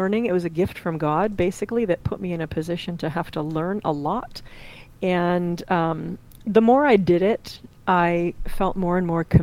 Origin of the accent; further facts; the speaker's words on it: Central New York, United States; now in Cincinnati, United States; I live in Cincinnati, Ohio, although I am a transplant from Central New York.